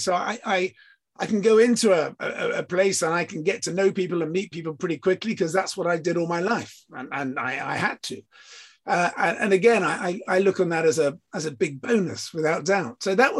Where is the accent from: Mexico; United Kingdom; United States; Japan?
United Kingdom; England; So yes, I'm British, I'm English, I'm from the South Coast.